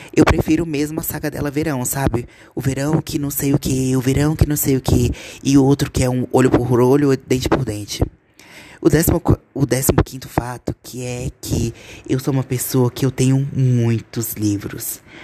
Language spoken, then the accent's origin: Portuguese; Gama, Federal District, Brazil; Eu sou de Brasília